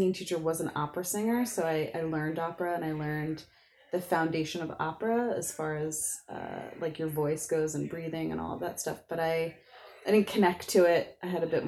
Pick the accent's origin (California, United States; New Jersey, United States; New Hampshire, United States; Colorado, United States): New Jersey, United States; I'm from South Jersey near Philadelphia